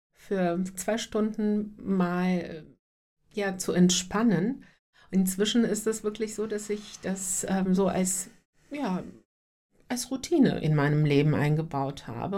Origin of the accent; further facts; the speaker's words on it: North Macedonia; moved away; ich bin gebürtig aus Nordmazedonien